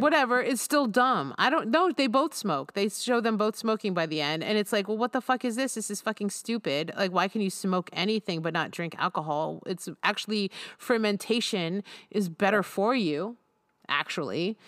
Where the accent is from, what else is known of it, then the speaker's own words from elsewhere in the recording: United States; I'm an American